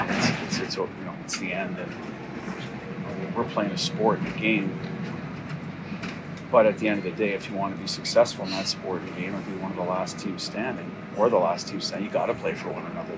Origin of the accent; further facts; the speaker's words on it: Canada; now in United States; as a Canadian growing up